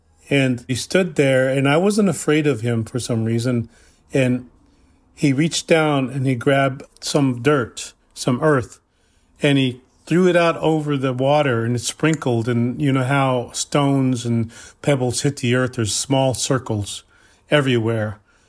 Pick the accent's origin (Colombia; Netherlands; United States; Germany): United States; South Dakota; I'm from the Cheyenne River Lakota Reservation in South Dakota.